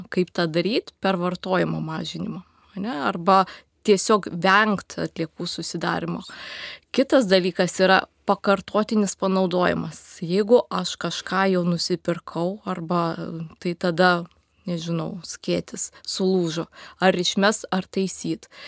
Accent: Lithuania; mes, lietuviai

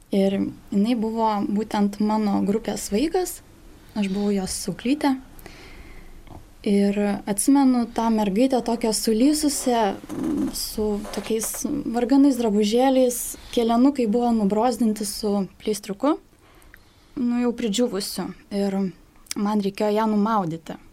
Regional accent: Šiluva or Raseiniai, Kaunas County, Lithuania; moved away; Aš greičiausiai važiuosiu savo gimtąjį miestą, kad seneliai galėtų pabūti su mergaitė, tai greičiausiai gal Šilovoje arba Raseinių

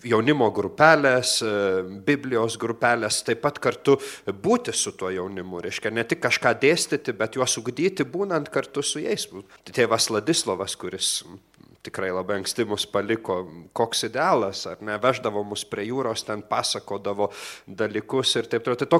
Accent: Klaipėda, Klaipėda County, Lithuania; Aš iš kur ateinu? Iš Klaipėdos. Ir, ir ten parapija labai nuostabi ir veikli parapija buvo. Sakyčiau, mes visą laiką didžiuodavomės tokia jaunimas, kuris ten augome, o aš esu iš Klaipėdos Švento Juozapo darbininko parapijos.

